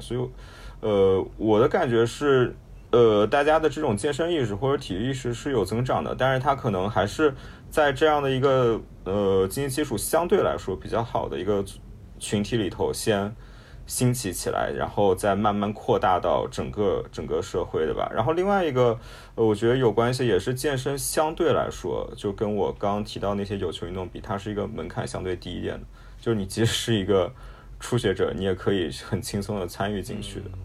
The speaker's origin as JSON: {"language": "Chinese", "country": "China", "said": "我们中国人"}